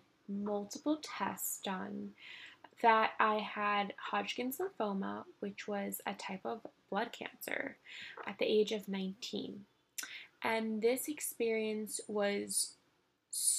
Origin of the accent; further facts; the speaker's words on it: New York City, New York, United States; I grew up in Manhattan, born and raised. I've been here my whole life now.